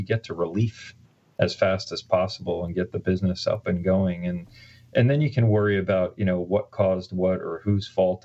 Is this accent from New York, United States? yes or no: yes; Long Island, New York, United States; moved away as an adult; also born or lived in New Jersey / Connecticut / Pennsylvania / Southern California; I'm actually from Long Island originally, and I just moved back here last year after being off the island for 30 years.